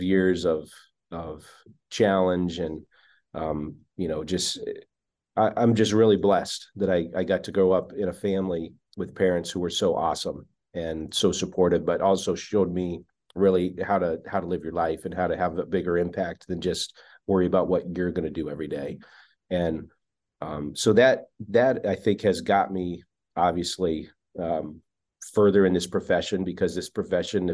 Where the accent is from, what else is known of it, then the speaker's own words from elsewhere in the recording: Wyoming, United States; moved away; I grew up in Wyoming